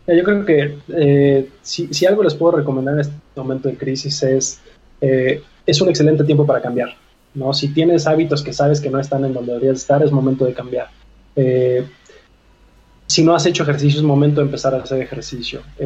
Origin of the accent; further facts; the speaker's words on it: Mexico; como mexicanos